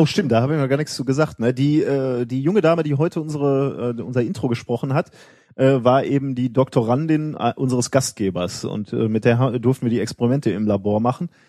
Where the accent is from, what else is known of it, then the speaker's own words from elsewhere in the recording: Germany; wenn man als Deutscher im Ausland ist